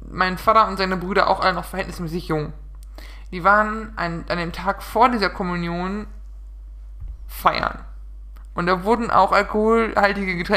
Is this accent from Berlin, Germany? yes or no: no; North Rhine-Westphalia, Germany; Ich komme mal aus dem Münsterland.